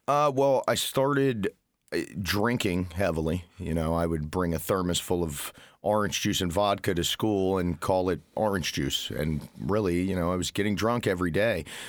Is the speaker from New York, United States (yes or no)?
no; Florida, United States; moved away as an adult; now in Indiana, United States; was born and raised in Florida